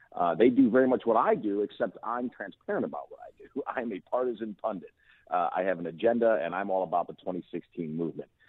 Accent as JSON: {"language": "English", "country": "United States", "said": "as an American"}